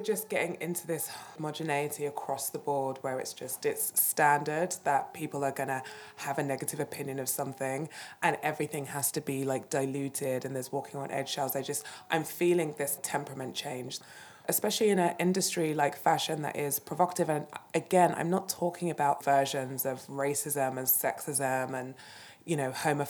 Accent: United Kingdom; I'm British

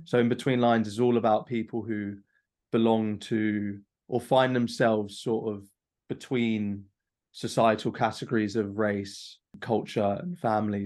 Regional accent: London, United Kingdom; growing up in London, as diverse as it is.

